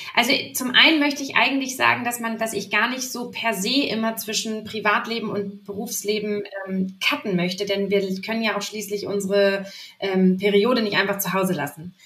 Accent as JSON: {"language": "German", "town": "Lübeck", "region": "Schleswig-Holstein", "country": "Germany", "also_born_or_lived": "Hamburg", "moved": "yes", "lives_now": "Leipzig, Germany", "said": "ich bin zwar nicht Hamburgerin, sondern Lübeckerin"}